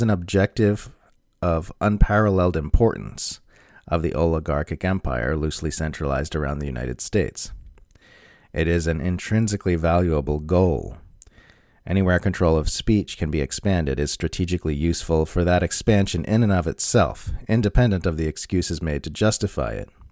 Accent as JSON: {"language": "English", "country": "Australia", "said": "As an Australian"}